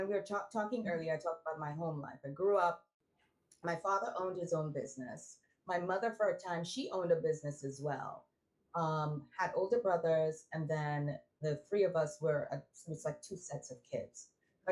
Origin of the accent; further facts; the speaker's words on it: Trinidad & Tobago; moved away as an adult; also born or lived in Barbados / New York; I'm from Trinidad